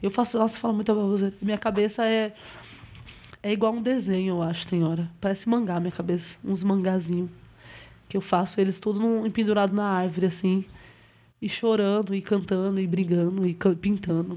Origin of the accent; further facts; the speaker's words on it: Bahia, Brazil; now in São Paulo, Brazil; sou baiana